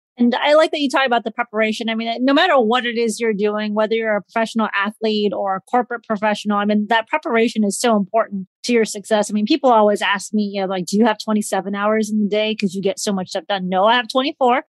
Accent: Midwest, United States; also born or lived in Southern California; I grew up in the Midwest, but I also lived out in Southern California, went to school out in, in LA area.

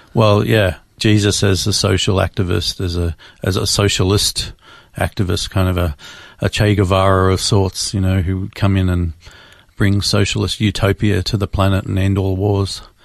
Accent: Melbourne, Victoria, Australia; Born and raised in Melbourne, Australia

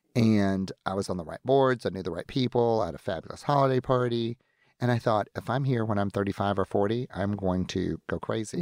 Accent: the Old South, United States; moved away as an adult; now in Seattle, United States; I'm from the Old South

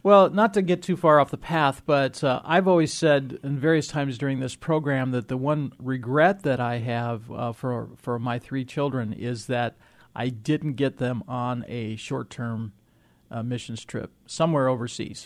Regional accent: Illinois, United States; I grew up in Illinois

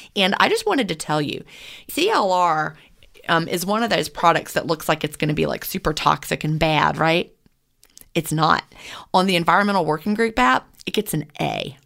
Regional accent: Georgia, United States; I'm from Georgia

